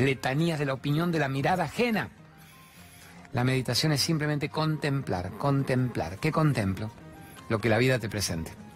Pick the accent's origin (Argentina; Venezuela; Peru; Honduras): Argentina; La Plata, Buenos Aires Province; de mi infancia en La Plata